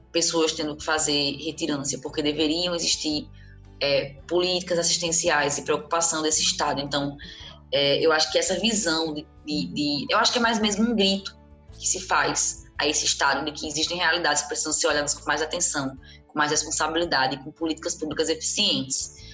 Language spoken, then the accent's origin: Portuguese; Brazil; nós, enquanto brasileiras e brasileiros